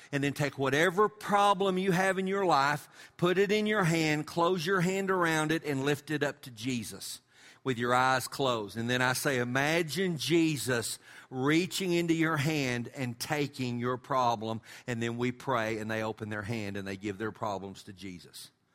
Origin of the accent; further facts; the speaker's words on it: West Texas, United States; we're from West Texas.